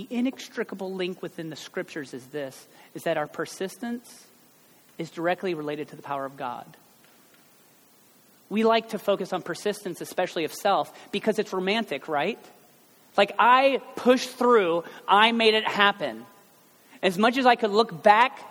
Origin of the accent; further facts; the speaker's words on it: United States; I'm only from America